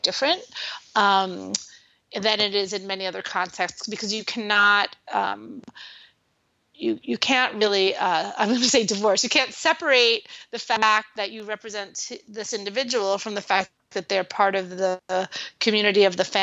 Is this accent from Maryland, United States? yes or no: no; New York City, New York, United States; moved away; I'm originally from New York City.